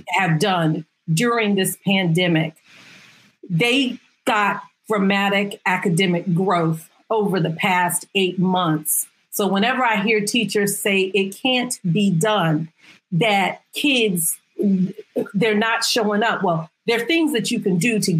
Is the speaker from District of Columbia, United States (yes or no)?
yes; Washington, District of Columbia, United States; moved away as an adult; also born or lived in Eastern Shore, Maryland; now in Eastern Shore of Maryland, United States; I am from Washington, D.C. I taught in Washington, D.C. I moved to the Eastern Shore of Maryland